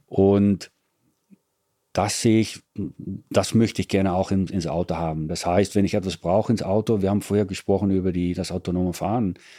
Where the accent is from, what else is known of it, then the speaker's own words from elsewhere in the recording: Netherlands; German is a second language; now in Italy; Bin Holländer.